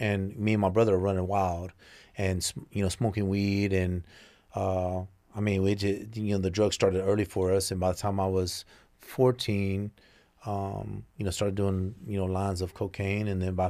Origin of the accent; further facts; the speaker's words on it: Mesquite, Texas, United States; But it was right on the edge of Southeast Dallas, Pleasant Grove area